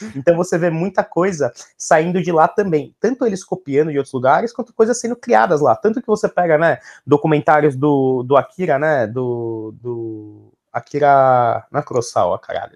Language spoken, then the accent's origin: Portuguese; Brazil; nós como brasileiros, nunca tivemos uma época muito forte de estabilidade econômica